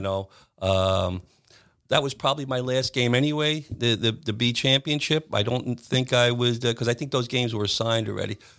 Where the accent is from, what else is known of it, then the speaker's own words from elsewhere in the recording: Williston Park, New York, United States; I grew up in Williston Park